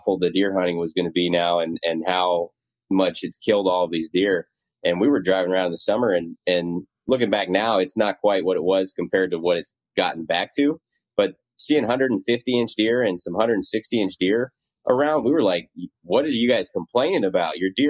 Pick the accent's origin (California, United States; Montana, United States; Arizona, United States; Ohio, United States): Montana, United States; moved away as an adult; now in Iowa, United States; growing up in Montana